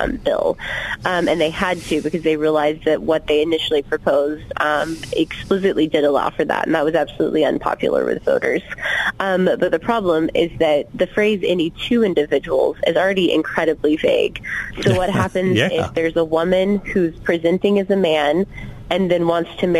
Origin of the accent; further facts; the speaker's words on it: Georgia, United States; moved away; I was born and raised in Georgia